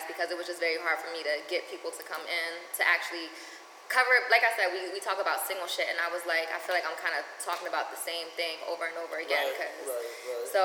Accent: Wilmington, Delaware, United States; moved away as an adult; also born or lived in Crown Heights, Brooklyn, New York; now in New York, United States; I was born and raised in Wilmington

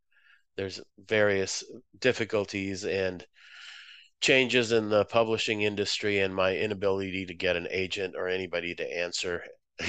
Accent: Boston, Massachusetts, United States; also born or lived in Moscow, Russia; now in Chicago, United States; No, I'm originally from Moscow, USSR. My family moved there, moved to the Boston area when I was seven, about

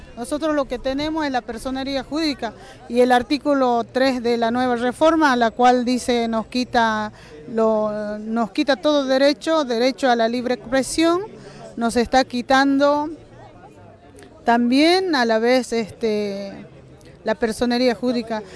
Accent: Jujuy, Argentina; estamos agradecidos los jujeños

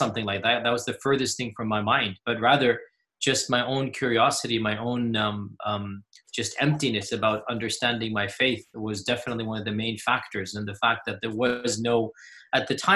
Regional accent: Houston, Texas, United States; I was born in the 70s. There was only one main mosque in Houston at the time. My father was one of the founders of that mosque

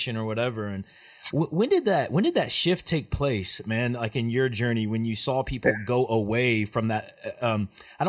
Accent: Oklahoma, United States; moved away; also born or lived in Memphis, Tennessee; I grew up in Oklahoma, but came from Memphis, Tennessee

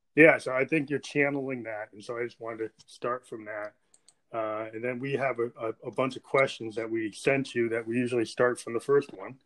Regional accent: New Hampshire, United States; I'm from New Hampshire

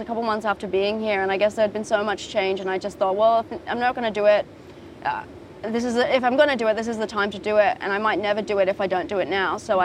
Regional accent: Japan; growing up in Japan

